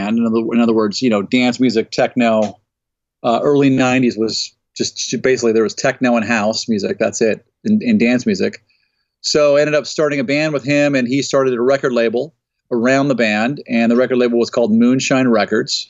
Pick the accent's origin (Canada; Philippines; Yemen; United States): United States; Los Angeles, California; growing up in the San Fernando Valley